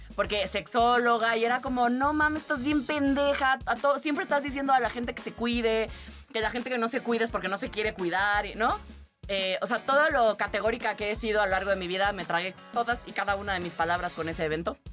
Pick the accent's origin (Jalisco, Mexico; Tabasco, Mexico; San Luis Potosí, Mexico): Tabasco, Mexico; yo crecí en Tabasco